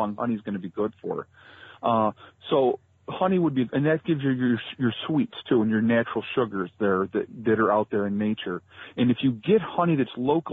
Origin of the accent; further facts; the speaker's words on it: Rochester, New York, United States; I grew up in the Rochester area in New York